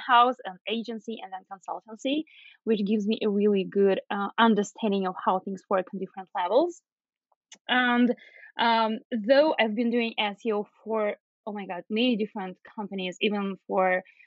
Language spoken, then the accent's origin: English; Belarus; moved away as an adult; now in Toronto, Canada; I'm originally from Belarus